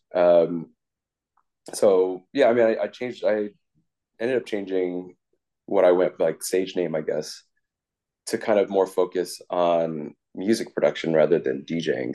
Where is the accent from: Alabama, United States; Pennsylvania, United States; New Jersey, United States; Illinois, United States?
New Jersey, United States; Piscataway; moved away as an adult; also born or lived in Flushing, Queens, New York / New York; now in Bay Area, California, United States; my parents moved us out to the suburbs in Piscataway, New Jersey